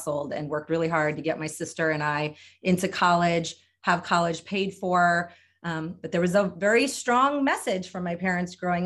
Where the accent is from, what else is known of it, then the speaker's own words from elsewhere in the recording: Delaware, United States; I grew up in Delaware